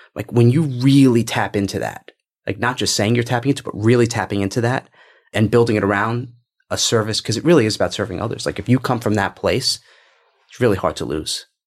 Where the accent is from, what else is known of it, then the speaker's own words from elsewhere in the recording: New York, United States; I'm from New York